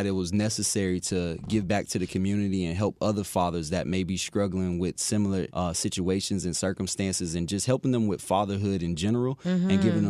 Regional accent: Fort Myers, Florida, United States; So I'm originally from Fort Myers, Florida. I came by way of playing college football at Florida Atlantic University.

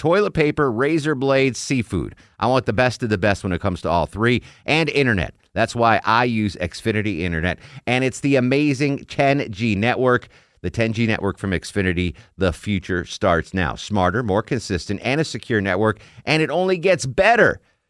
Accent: New England, United States; So when I was a kid growing up in New England, we used to go on vacation to Maine.

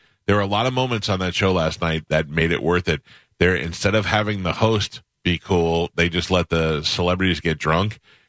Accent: Brooklyn, New York, United States; We both started young. We both did this. We're both from Brooklyn.

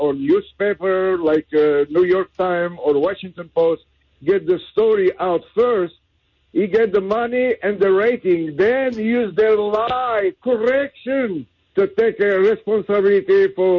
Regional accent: France; English is a second language; now in Jacksonville, United States; excuse my accent. I'm from France, and I've been pro-American since I was 12 years old.

